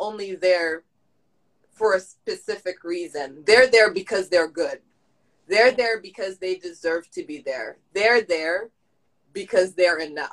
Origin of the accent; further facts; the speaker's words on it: Haiti; moved away; I'm Haitian all the way. And I'm not saying that just because, but the Compa I listened to back when I was growing up in Haiti